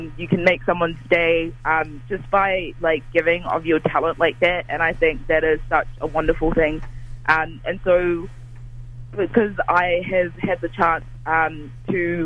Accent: Dunedin, Otago, New Zealand; I grew up in Dunedin, not for my whole life, but for the majority of my later years

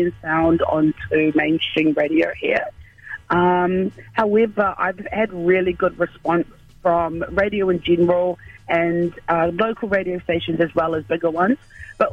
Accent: Auckland, New Zealand; I'm just an island girl born and raised in Auckland City, central Auckland

